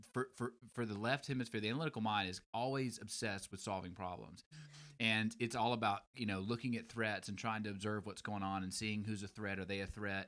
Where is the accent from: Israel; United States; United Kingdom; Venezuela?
United States; Alabama; moved away; I'm from Alabama originally